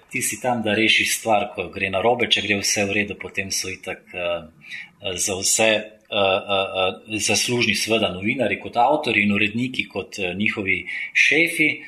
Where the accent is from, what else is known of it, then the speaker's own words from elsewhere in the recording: Slovenia; also born or lived in Yugoslavia; Pač rojeno Jugoslavijo, Jugoslovan, zato nisem nič manjši slovenc.